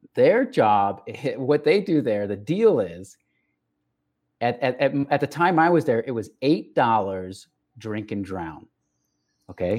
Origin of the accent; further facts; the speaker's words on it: El Paso, Texas, United States; I was raised in El Paso, Texas, which is on the border with Mexico